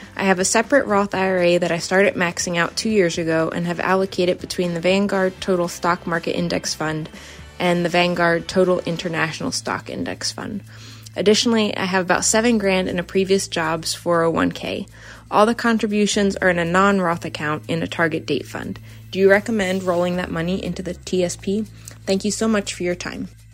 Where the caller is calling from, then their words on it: Virginia, United States; I'm calling from Virginia.